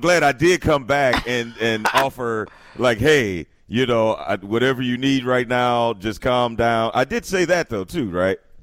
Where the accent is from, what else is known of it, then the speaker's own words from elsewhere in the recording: East St. Louis, Illinois, United States; I'm from East St. Louis